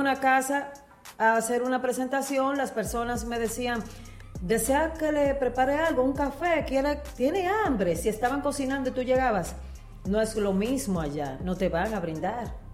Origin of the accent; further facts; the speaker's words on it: Dominican Republic; now in United States; venir a mi país